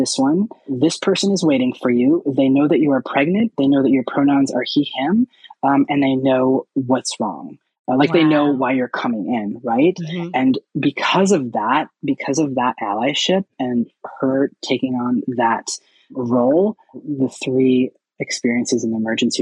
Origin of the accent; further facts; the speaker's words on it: Seattle, Washington, United States; I am from Seattle and there's a lot more resources and access to care here.